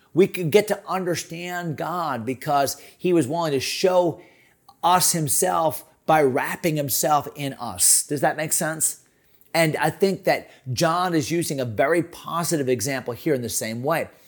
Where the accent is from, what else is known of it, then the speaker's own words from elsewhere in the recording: Connecticut, United States; now in Virginia, United States; I grew up in Connecticut